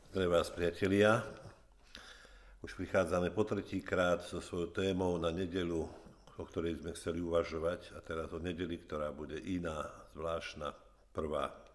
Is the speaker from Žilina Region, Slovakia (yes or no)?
yes; Orava, Žilina Region, Slovakia; moved away; keď som ešte bol doma na Orave